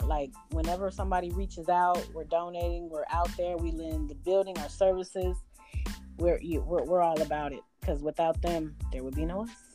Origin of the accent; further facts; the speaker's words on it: Sacramento, California, United States; now in Albany, United States; i grew up in sacramento california so I'm now in Albany, Georgia